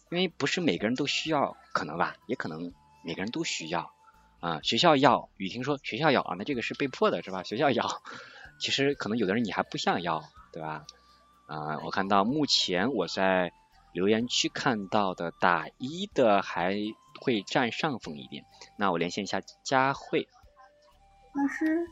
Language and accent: Chinese; China; 作为一个中国人